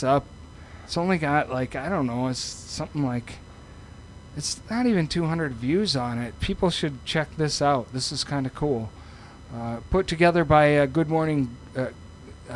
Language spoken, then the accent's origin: English; Austin, Minnesota, United States; we're from Austin